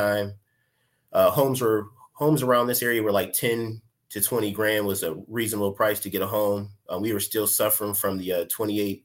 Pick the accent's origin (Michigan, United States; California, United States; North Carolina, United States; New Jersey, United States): Michigan, United States; Pontiac; also born or lived in Detroit, Michigan; I'm from Pontiac, Michigan. I've been staying in Michigan for my entire life